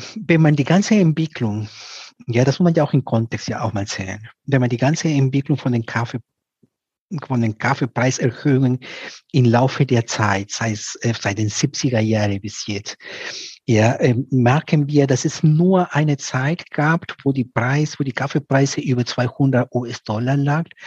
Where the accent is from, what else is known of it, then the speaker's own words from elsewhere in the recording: Piura, Peru; moved away; aus Peru, aus der Ecke, wo ich herkomme, aus Piura